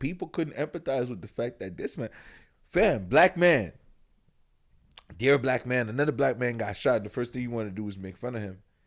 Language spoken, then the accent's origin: English; Yaoundé, Centre, Cameroon; moved away; I'm from Yaoundé, Cameroon.